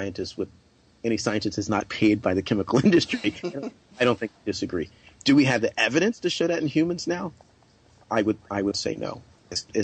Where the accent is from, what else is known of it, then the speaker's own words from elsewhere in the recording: South Carolina, United States; now in California, United States; I grew up in South Carolina